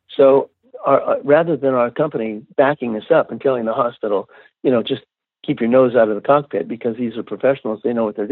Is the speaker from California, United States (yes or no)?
yes; California, United States; moved away as an adult; a surfer from California